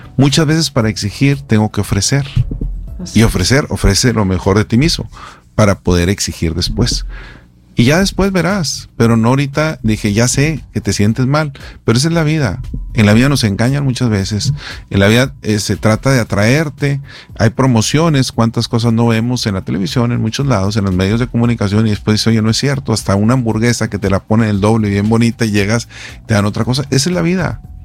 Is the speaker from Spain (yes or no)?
no; Mexico